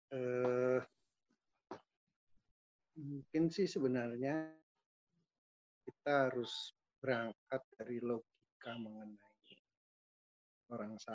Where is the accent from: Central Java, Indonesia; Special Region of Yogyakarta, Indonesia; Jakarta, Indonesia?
Central Java, Indonesia; Tegal; born there; pembatasan sosial berskala besar di Kota Tegal, hmm. tempat hmm. kelahiran saya. Jadi saya prihatin juga kota kelahiran saya tiba-tiba diberlakukan PSBB gitu.